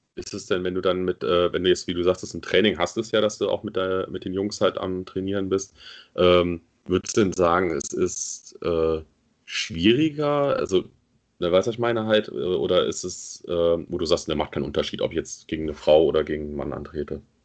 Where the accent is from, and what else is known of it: Germany